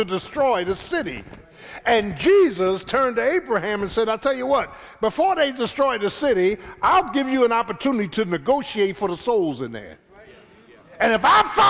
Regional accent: Philadelphia, Pennsylvania, United States; I grew up in South Philly

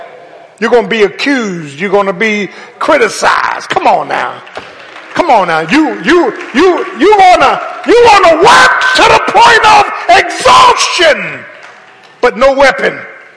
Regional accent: Philadelphia, Pennsylvania, United States; I'm from South Philly, Doc. We know how to sin.

